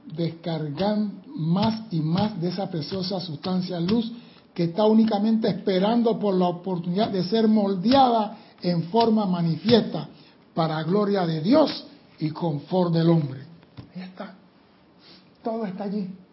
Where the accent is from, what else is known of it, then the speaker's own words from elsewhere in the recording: Panama; soy panameño